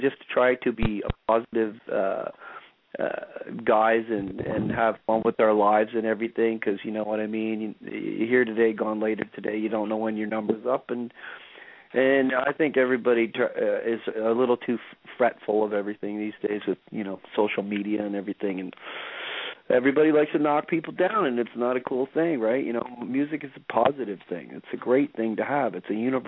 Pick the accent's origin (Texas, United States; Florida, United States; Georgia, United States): Florida, United States; Jacksonville; now in Canada; I grew up in Jacksonville, Florida, and I feel like it's my second home